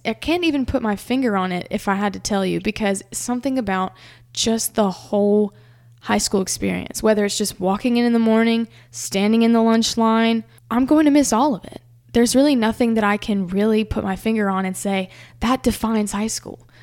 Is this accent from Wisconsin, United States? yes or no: no; Hernando, Mississippi, United States; surrounded by my hometown that came out